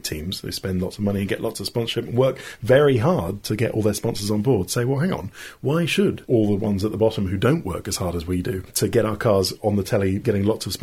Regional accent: United Kingdom; as a Brit, I love my country

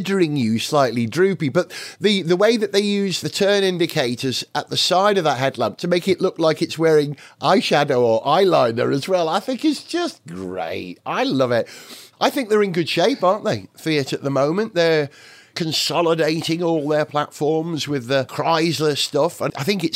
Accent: Wales, United Kingdom; as a Welshman and as an educator

